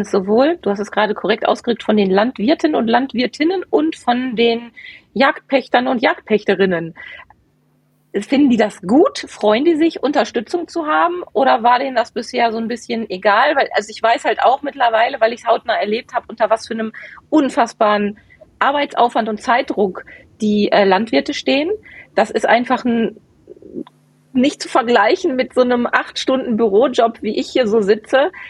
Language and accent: German; Bochum, North Rhine-Westphalia, Germany; Meine Heimat. Meine alte Heimat.